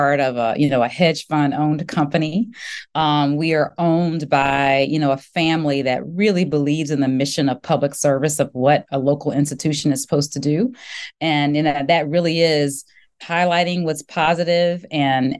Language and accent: English; Baton Rouge, Louisiana, United States; also born or lived in Virginia / Greenville / Indianapolis; now in Dallas, United States; I am from Baton Rouge, Louisiana